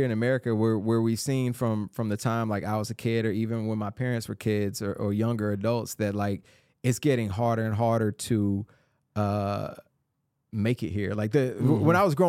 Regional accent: Atlanta, Georgia, United States; moved away as an adult; now in Nashville, United States; Yeah, I grew up in Clayton County.

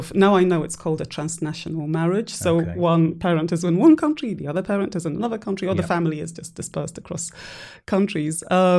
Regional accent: Guildford, South East England, United Kingdom; That accent baffles everyone. So I'm originally from Guildford in Surrey.

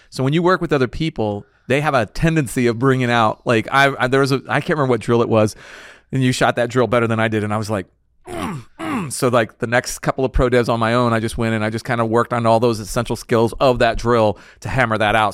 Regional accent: San Antonio, Texas, United States; I grew up in San Antonio area

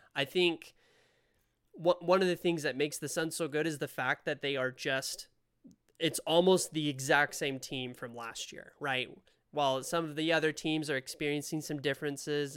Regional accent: Spain; now in Utah, United States; I'm from Spain originally. Uh, moved over to the States, live in Utah now

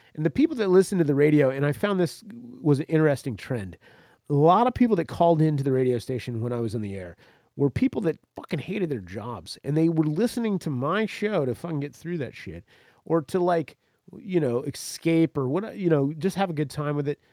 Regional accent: central Florida, United States; moved away; I grew up in Florida, man, central fucking Florida

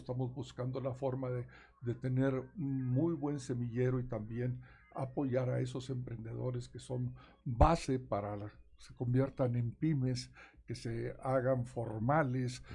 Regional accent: Nueva Rosita, Coahuila, Mexico; now in Saltillo, Mexico; soy del norte, soy de Nueva Rosita, pero mi pasión está aquí en Saltillo

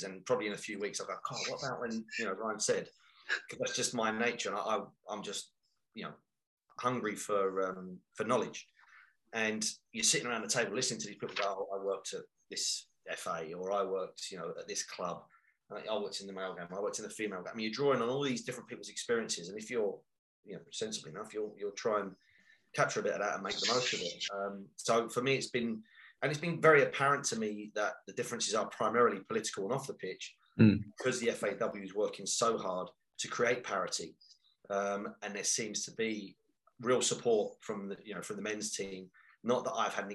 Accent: London, United Kingdom; now in Nottingham, United Kingdom; I'm from East End of London

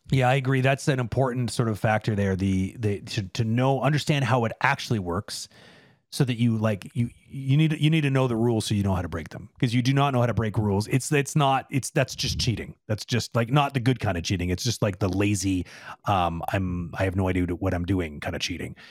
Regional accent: Toronto, Ontario, Canada; now in Quebec, Canada; I'm originally from Toronto

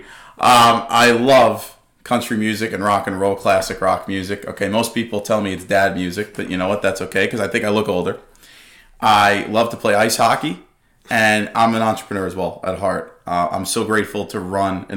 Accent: Dix Hills, New York, United States; I'm from Long Island, born and raised from Dix Hills

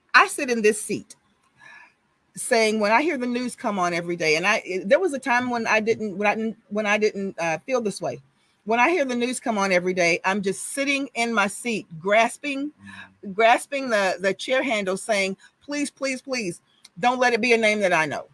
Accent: Houston, Texas, United States; I'm from Sunnyside. I lived two blocks off of Cullen behind fire station number 55. That's where I grew up

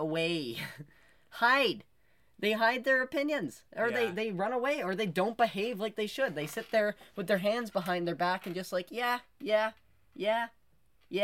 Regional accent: Canada; we're from Canada

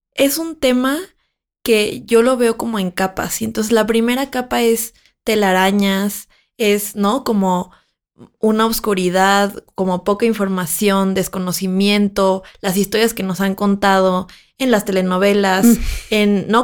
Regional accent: Mexico; now in Mexico City, Mexico; yo soy de una ciudad que no es la Ciudad de México, yo crecí ahí y entonces para mí era como muy transgresor pensar que cuando yo me mudé a la Ciudad de México

